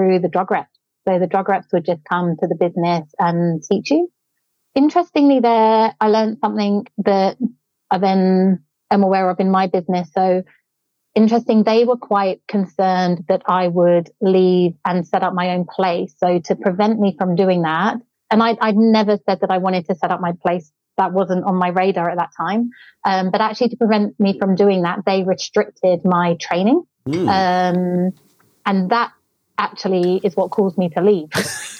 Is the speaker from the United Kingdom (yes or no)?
yes; London, United Kingdom; moved away as an adult; now in Torquay, Australia; I'm from London originally